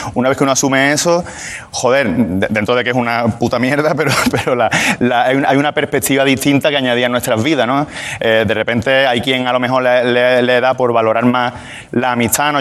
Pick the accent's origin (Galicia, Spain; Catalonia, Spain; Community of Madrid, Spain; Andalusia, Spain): Andalusia, Spain; Málaga; Málaga, que es de donde yo vengo.